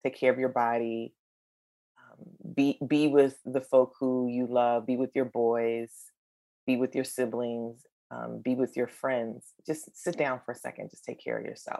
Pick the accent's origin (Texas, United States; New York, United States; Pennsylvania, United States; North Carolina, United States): North Carolina, United States; Eastern; my hometown in Eastern North Carolina